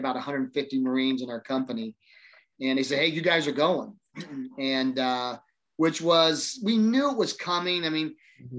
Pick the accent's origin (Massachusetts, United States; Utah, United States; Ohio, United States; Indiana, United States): Indiana, United States; Kokomo; I was born and raised here in Central Indiana, grew up actually in Kokomo.